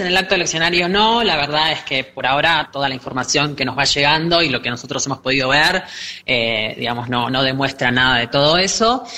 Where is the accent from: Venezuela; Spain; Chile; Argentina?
Argentina